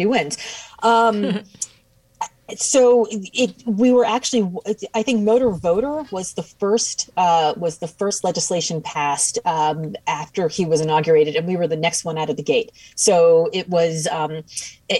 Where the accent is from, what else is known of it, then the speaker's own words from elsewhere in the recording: Miami, Florida, United States; now in Boston, United States; I'm from Miami, but I live in Boston now.